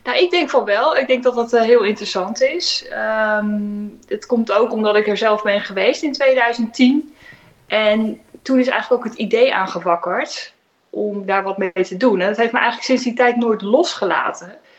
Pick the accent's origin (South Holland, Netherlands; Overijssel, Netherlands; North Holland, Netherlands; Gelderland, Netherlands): South Holland, Netherlands; Katwijk; now in Rijnsburg, Netherlands; Ik kom niet uit het Westland, ik kom uit Katwijk